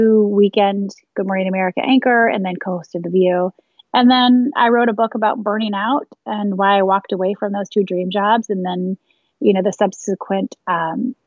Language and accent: English; Michigan, United States; moved away as an adult; also born or lived in Ohio / Dayton, Ohio / Cincinnati, Ohio / Chicago; now in New York, United States; born and raised in Michigan, went to a small college in Ohio for college broadcasting